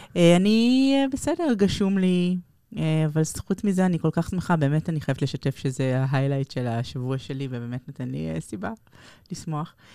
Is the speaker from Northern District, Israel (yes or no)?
no; Tel Aviv, Tel Aviv District, Israel; נולדנו בכיכר דיזינגוף